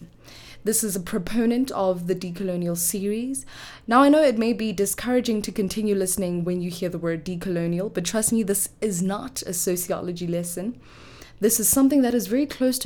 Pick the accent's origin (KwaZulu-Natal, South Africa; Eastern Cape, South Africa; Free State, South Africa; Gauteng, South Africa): Gauteng, South Africa; Johannesburg; I come from the West Side of Johannesburg, born and bred